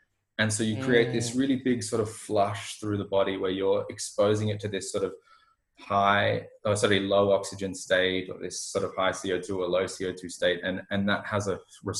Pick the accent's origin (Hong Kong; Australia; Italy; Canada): Australia; I'm from Australia